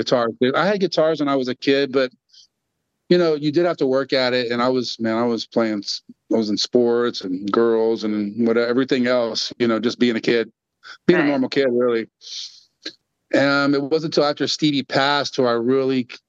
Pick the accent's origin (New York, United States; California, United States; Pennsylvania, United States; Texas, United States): Texas, United States; Austin; also born or lived in Dallas, Texas; that's where I was born. I pretty much grew up in Austin